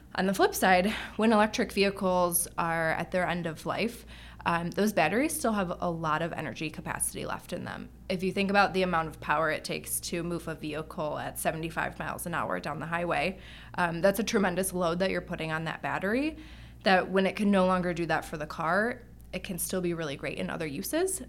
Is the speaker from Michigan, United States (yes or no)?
yes; Detroit, Michigan, United States; I grew up in Detroit